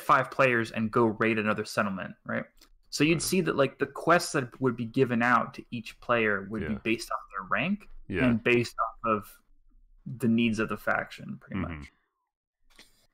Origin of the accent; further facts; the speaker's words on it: Montreal, Quebec, Canada; I'm from Montreal